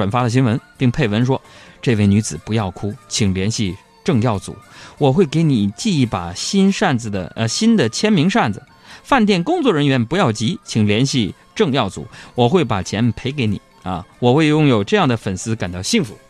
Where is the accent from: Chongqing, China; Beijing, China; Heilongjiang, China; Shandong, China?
Heilongjiang, China; Harbin; 我老家呀